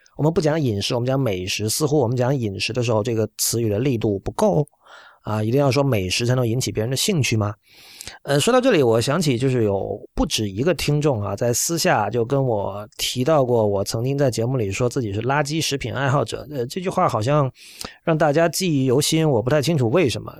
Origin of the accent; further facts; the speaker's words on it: China; 我们现在还活着的中国人